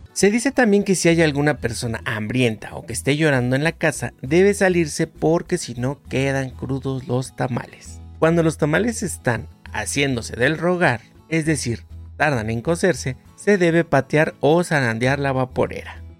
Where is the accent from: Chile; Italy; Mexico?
Mexico; la mayoría de nosotros como mexicanos conocemos